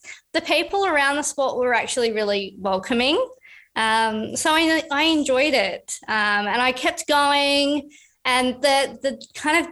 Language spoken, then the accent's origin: English; Busselton, Western Australia, Australia; I grew up down in Busselton, which was in the southwest of Western Australia